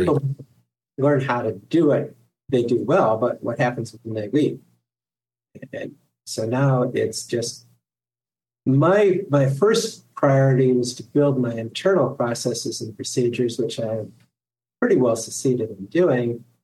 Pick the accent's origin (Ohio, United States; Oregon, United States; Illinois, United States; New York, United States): Ohio, United States; I went to work for a local attorney here in my hometown